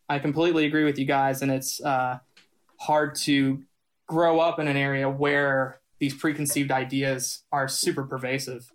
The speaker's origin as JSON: {"language": "English", "area": "Ritchie County", "region": "West Virginia", "country": "United States", "tie": "born or raised there", "said": "me growing up in Ritchie County"}